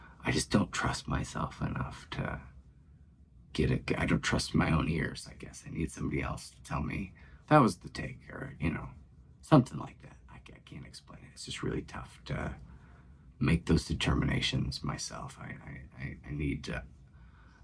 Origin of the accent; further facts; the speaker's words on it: Pontiac, United States; it's Pontiac, my hometown.